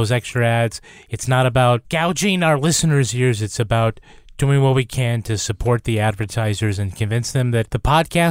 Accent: Massachusetts, United States; because I'm from Western Massachusetts

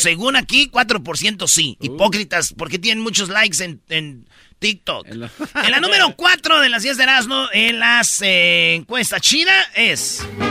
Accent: Michoacán, Mexico; en Michoacán somos buenos todos

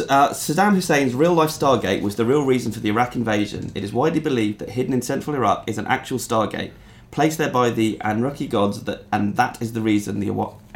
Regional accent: London, United Kingdom; he said to me, where are you from? And I said, London.

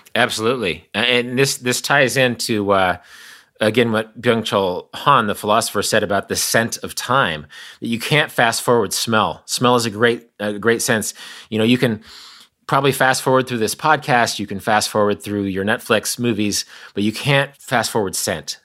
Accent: Kansas, United States; I'm from Kansas. My sister lives less than two miles from where I'm talking to you right now

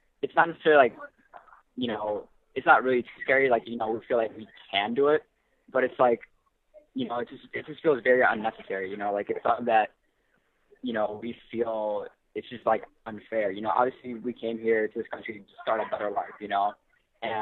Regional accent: Chicago, Illinois, United States; born or raised there; also born or lived in El Salvador

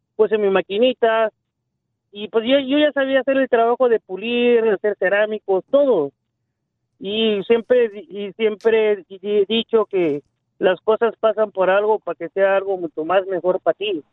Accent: Veracruz, Mexico; now in Los Angeles, United States; Yo soy originario de Veracruz, México.

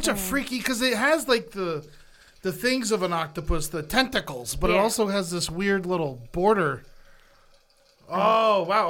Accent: the South, United States; also born or lived in Tallahassee, Florida; we grew up in the South.

